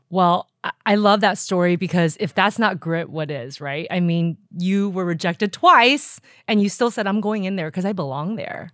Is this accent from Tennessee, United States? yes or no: no; Los Angeles, California, United States; during junior high and high school, I grew up in Los Angeles.